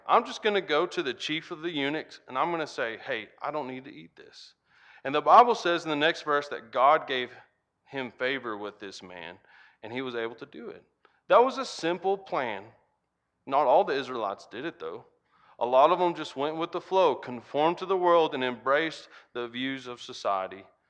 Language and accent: English; United States; accent: Hick; when I came back to the farm and started spending more time with my family, my Hick accent kinda got a lot bigger.